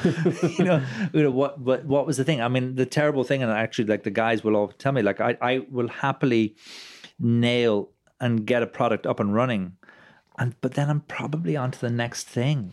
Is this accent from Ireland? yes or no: yes; Ireland; I'm a proud Irishman